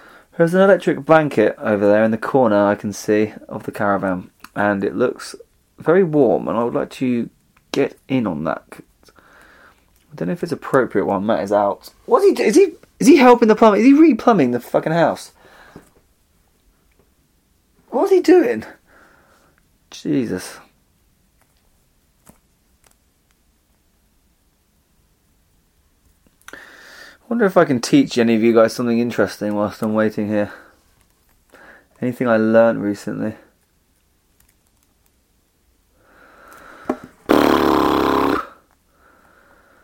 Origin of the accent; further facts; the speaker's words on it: Essex, East of England, United Kingdom; now in London, United Kingdom; I'm also from Essex